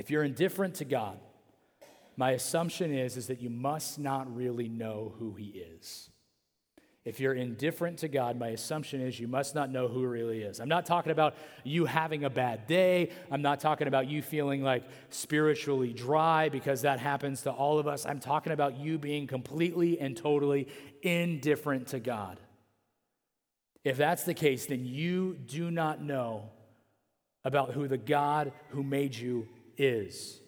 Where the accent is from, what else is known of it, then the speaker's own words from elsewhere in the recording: Central California, United States; I'm from Central California